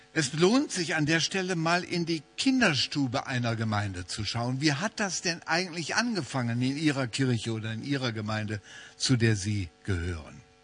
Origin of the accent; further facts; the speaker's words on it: Wuppertal, North Rhine-Westphalia, Germany; in meiner Heimatstadt Wuppertal